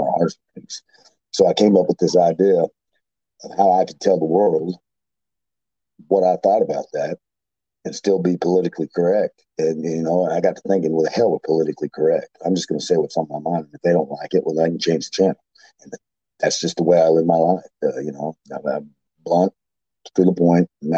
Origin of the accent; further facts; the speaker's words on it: Fort Hood, Texas, United States; I grew up in Fort Hood, Texas, McLean, Texas, which is right there by it